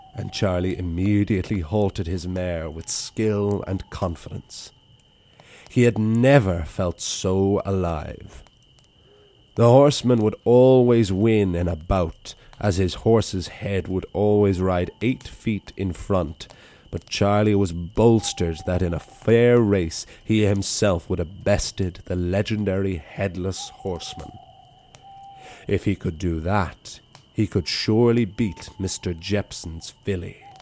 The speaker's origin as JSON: {"language": "English", "town": "Wicklow", "region": "Leinster", "country": "Ireland", "tie": "born or raised there", "said": "the Wicklow Library, my hometown"}